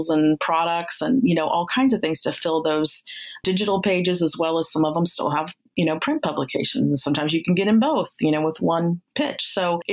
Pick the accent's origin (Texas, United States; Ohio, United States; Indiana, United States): Ohio, United States; moved away as an adult; also born or lived in Bay Area, California; I'm from Ohio. That's where I'm at now. But I lived in the Bay Area for about 7 years